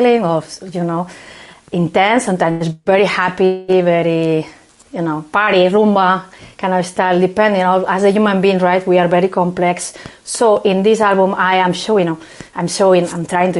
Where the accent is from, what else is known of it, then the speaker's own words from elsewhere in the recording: Barcelona, Catalonia, Spain; English is a second language; moved away as an adult; now in Boston, United States; I am from Barcelona and I was raised in a family that the flamenco was very